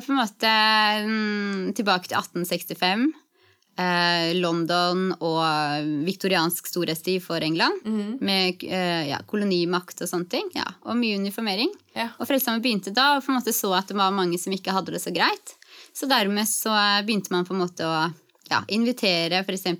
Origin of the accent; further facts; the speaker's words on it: Gjøvik / Hadeland, Innlandet, Norway; moved away as an adult; also born or lived in Gran, Hadeland / Lillehammer; now in Trondheim, Norway; jeg er egentlig fra Gjøvik på Hadeland. Vokste opp eh, ti år begge steder